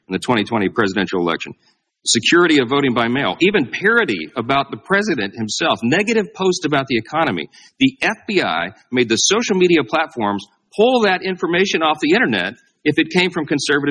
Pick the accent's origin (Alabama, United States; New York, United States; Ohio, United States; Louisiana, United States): Louisiana, United States; my home state of Louisiana